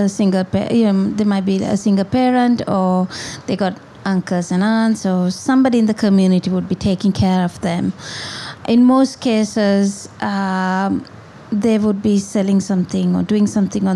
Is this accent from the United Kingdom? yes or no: no; Colombo, Western Province, Sri Lanka; moved away as an adult; now in Kandy, Sri Lanka; I was born in Colombo, and then when I got married, I moved to Kandy. So I live in Kandy now